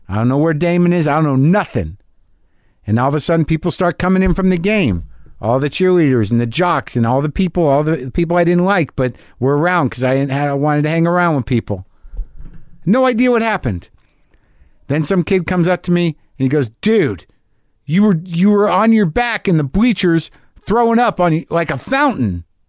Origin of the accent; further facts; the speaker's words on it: Albuquerque, New Mexico, United States; moved away; my hometown, Albuquerque, New Mexico